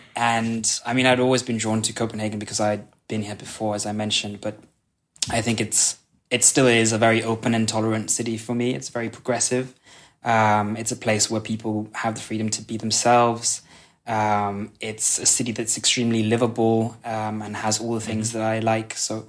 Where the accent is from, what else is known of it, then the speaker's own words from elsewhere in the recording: Kenya; moved away as an adult; now in Sønderborg, Denmark; So I grew up in Kenya, where I went to international school, hence the accent.